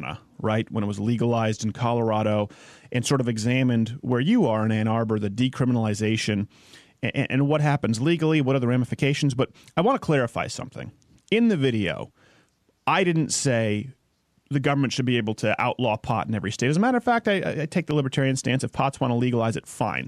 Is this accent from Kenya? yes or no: no; Montreal, Quebec, Canada; I was raised in Montreal